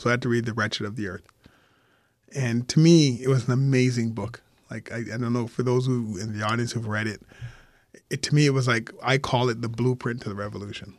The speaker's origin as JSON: {"language": "English", "town": "Montreal", "region": "Quebec", "country": "Canada", "tie": "born or raised there", "said": "I grew up in Montreal"}